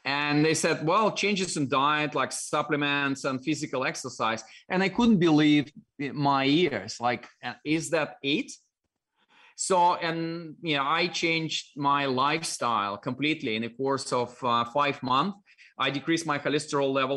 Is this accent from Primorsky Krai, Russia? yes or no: yes; Dalnegorsk, Primorsky Krai, Russia; accent: Russian; English is a second language; moved away; My hometown was like on the shore of Japanese Sea, really, really far east, close to Japan, China